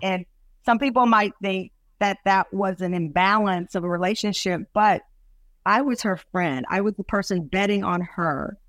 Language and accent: English; Luling, Texas, United States; I'm from the South. I'm from Luley, Texas